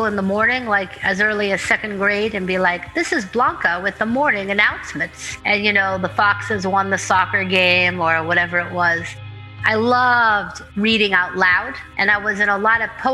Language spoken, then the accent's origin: English; Pittsburgh, Pennsylvania, United States; I'm originally from Pittsburgh, Pennsylvania